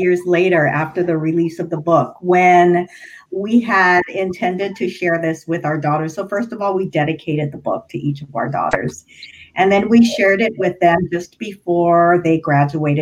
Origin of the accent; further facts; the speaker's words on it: Hawaii, United States; So I grew up in Hawaii.